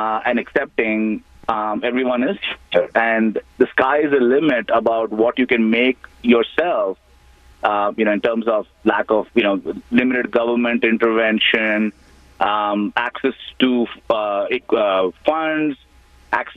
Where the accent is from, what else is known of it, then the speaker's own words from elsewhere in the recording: India; moved away as an adult; now in United States; I was born in India, and I actually came here for my MBA back in 2002